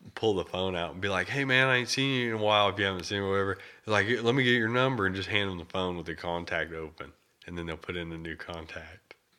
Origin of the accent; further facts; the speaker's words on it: United States; I was born in America